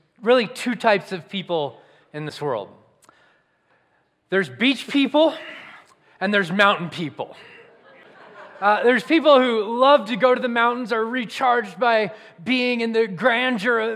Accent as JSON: {"language": "English", "region": "Southern California", "country": "United States", "tie": "born or raised there", "moved": "yes", "said": "I grew up in Southern California, and I grew up going to the beach"}